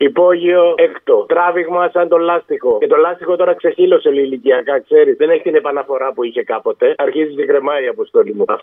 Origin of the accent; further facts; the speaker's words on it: Western Greece, Greece; also born or lived in Athens; ήμουνα μόνιμο κάτοικο στην Αθήνα 55 χρόνια και έχω κατέβει στο χωριό μου τώρα. Είμαι έξω από την Πάτρα.